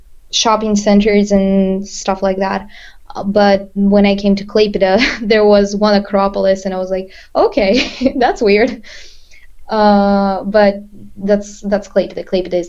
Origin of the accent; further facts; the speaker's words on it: Perm, Perm Krai, Russia; English is a second language; As I've met some Russians here at LCC, I have heard from them, when I said that I'm from Perm, they were like, oh, that's the city where this TV show was filmed